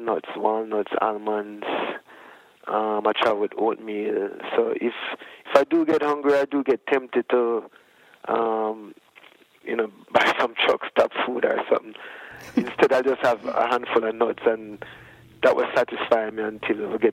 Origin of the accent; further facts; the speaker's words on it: Jamaica; For us growing up in Jamaica, we never really go to doctors that much when we were sick as children